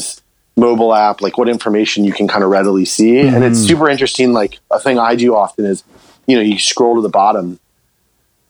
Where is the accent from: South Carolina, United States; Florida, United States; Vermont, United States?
Florida, United States; I grew up in Florida